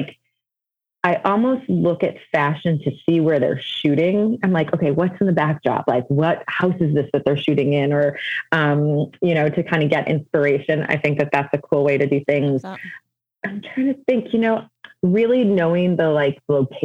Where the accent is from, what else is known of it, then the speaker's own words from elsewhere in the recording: Evanston, Illinois, United States; I'm born and raised in Evanston, which is a suburb just north of Chicago. So I'm kind of back home